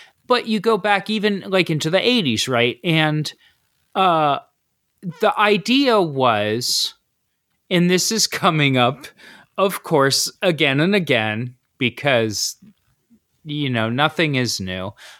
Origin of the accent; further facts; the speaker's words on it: Ohio, United States; I listened to … because I grew up in Ohio.